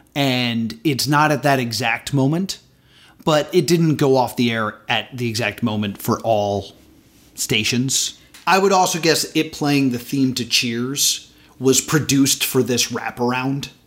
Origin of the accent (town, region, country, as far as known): United States